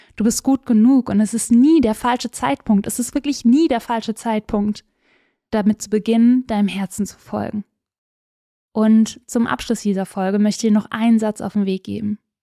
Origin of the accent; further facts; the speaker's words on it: Swabian Jura, Baden-Württemberg, Germany; ich bin auf der Schwäbischen Alb groß geworden